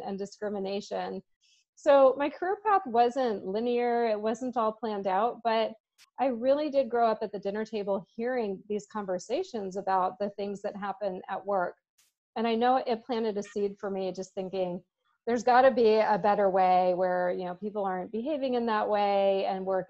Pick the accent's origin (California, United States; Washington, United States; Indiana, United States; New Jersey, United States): Washington, United States; Seattle; also born or lived in New York City / San Diego; I'm a native Seattleite. As you said, I grew up on Capitol Hill